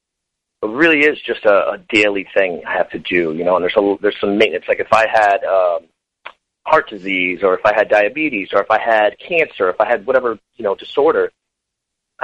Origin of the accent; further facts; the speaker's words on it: Connecticut, United States; I'm from Connecticut originally, and still here.